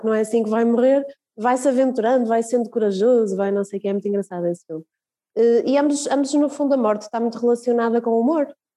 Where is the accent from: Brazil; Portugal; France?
Portugal; Braga, Norte; quando nós crescemos cá em Braga